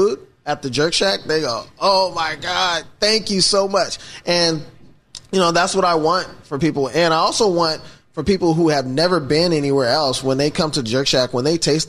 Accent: Seattle, Washington, United States; I was born and raised here in Seattle, actually, University of Washington Hospital

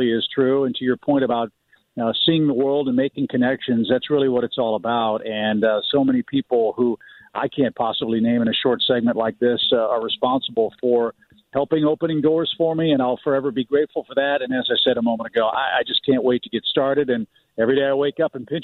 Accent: St. Louis, Missouri, United States; moved away as an adult; also born or lived in Orlando / Seattle / Chicago / Atlanta; as a kid growing up in West County in St. Louis

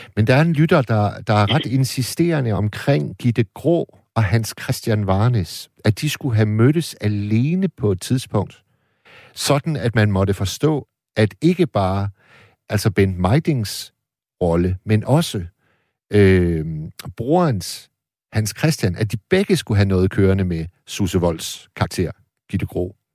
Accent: Hirtshals, North Denmark Region, Denmark; i Hirtshals, hvor jeg er vokset op

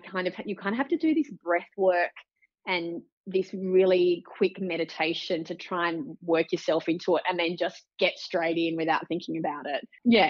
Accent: Gold Coast, Queensland, Australia; born there; I was born on the Gold Coast, which was just a fluke really, because my mum's family are from Dubbo and my dad's family are from Canberra.

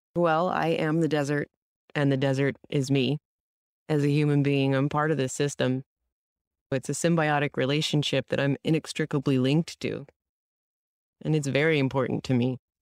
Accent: San Diego, California, United States; growing up in San Diego

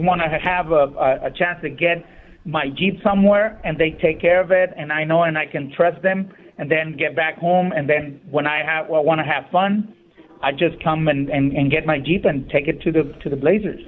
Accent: Ensenada, Baja California, Mexico; moved away; I'm, I'm originally from Ensenada

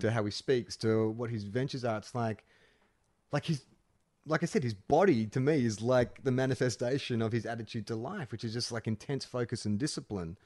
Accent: Australia; moved away; also born or lived in Los Angeles; growing up in Australia

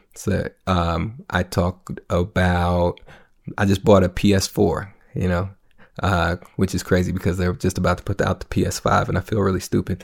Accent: Minneapolis, Minnesota, United States; I'm from North Minneapolis, predominant, you know, uh, predominantly black

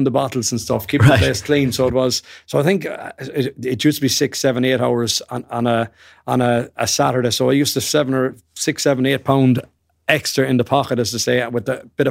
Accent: Portumna, County Galway, Ireland; We came from Portumna, which was a great town for GAA, so it was.

